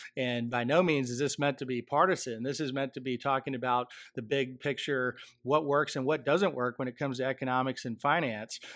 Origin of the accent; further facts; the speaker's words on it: Michigan, United States; my home state of Michigan